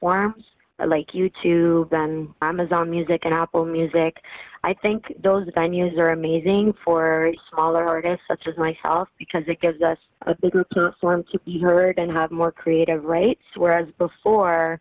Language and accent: English; Italy; now in Toronto, Canada; I grew up in Italy, and growing up, I used to watch Sanremo, the Italian Song Festival, with my dad